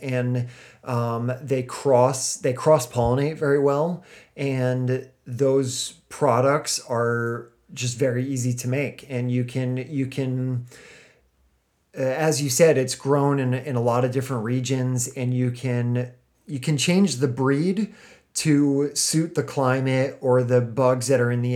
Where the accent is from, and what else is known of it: United States